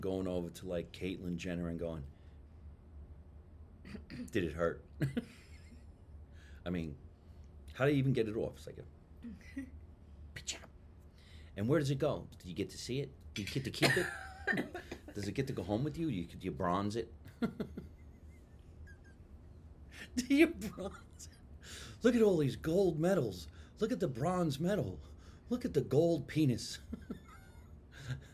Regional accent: Jersey City, New Jersey, United States; now in Los Angeles, United States; I'm originally from Jersey City, New Jersey

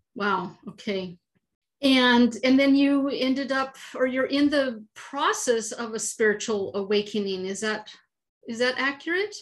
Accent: San Francisco Bay Area, California, United States; I'm I'm from the San Francisco Bay Area

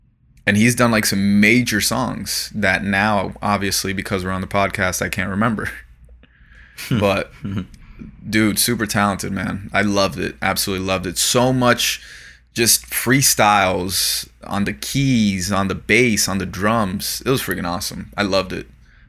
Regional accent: South Florida, United States; we grew up in South Florida

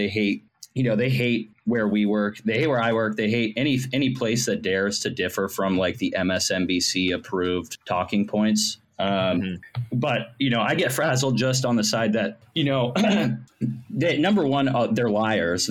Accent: Ohio, United States; moved away as an adult; now in Washington, D.C., United States; I'm originally from Ohio. I just moved to D.C. 2 years ago. But I grew up in Ohio. I lived most of my life there

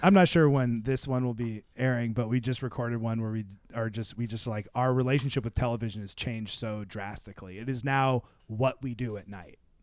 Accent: Seattle, Washington, United States; Seattle, 'cause that's where I'm from

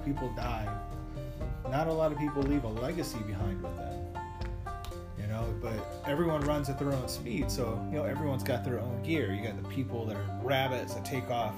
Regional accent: Las Vegas, Nevada, United States; moved away as an adult; also born or lived in Arizona; now in Sioux City, United States; I grew up in Las Vegas.

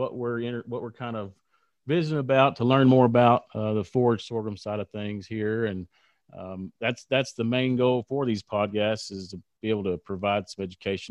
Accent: South Plains, Texas, United States; growing up on the South Plains

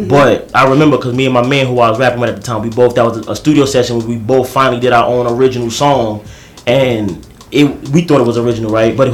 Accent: New York, United States; also born or lived in Queens, New York; I grew up in Brooklyn and Queens. So it's like, I'm from East New York

